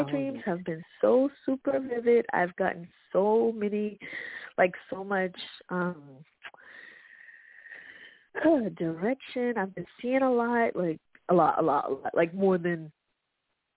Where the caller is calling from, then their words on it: Boston, Massachusetts, United States; I'm calling from Nadra. Boston